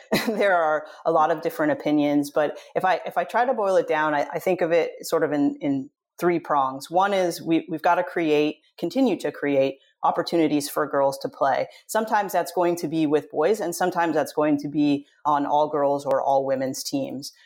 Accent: Southern California, United States; I grew up in Southern California

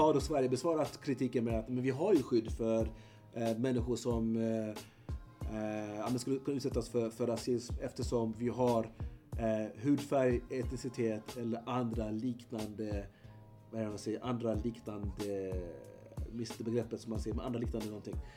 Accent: Eritrea; now in Sweden; Eritrea så har vi nio folkgrupper

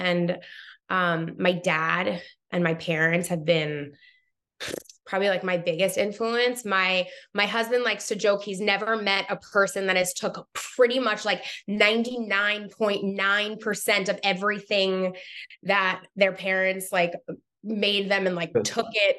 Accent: Long Island, New York, United States; So I grew up on Long Island in New York.

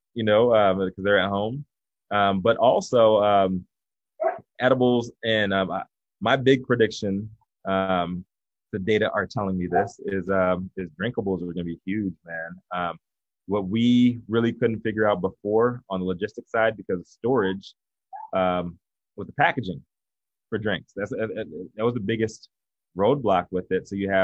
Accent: the South, United States; I'm from the South, man. I don't believe that.

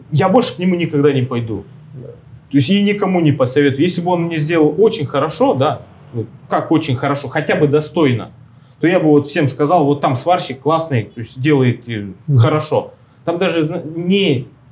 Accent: Russia; now in Argentina; мы же из России

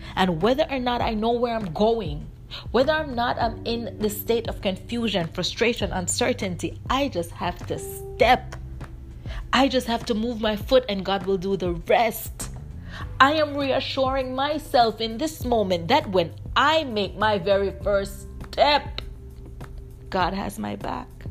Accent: Jamaica; when I was growing up in Jamaica

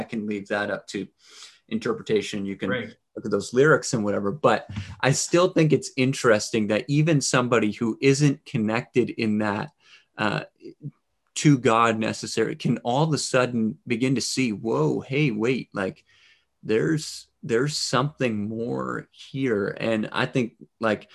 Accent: Canada; as a Canadian

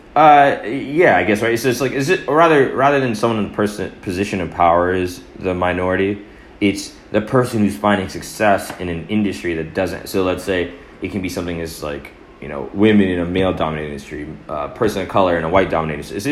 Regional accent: Atlanta, Georgia, United States; I was born in Atlanta

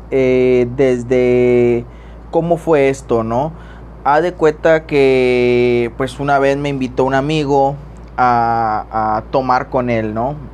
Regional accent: Tamaulipas, Mexico; Acá en, yo soy de Tamaulipas eh, y en Ciudad Madero pues está un naturista como hospital

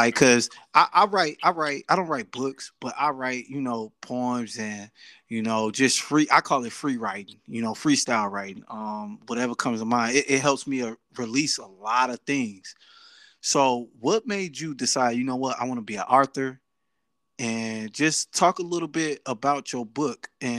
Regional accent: Dallas, Texas, United States; now in Kankakee, United States; I'm from Dallas.

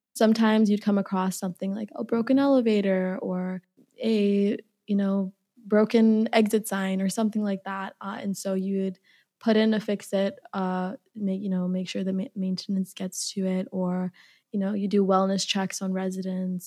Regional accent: Minneapolis, Minnesota, United States; also born or lived in Uganda; I'm from Minneapolis

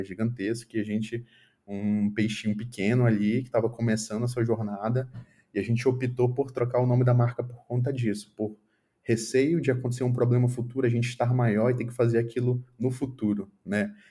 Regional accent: Manaus, Amazonas, Brazil; moved away as an adult; na minha cidade natal, que é Manaus

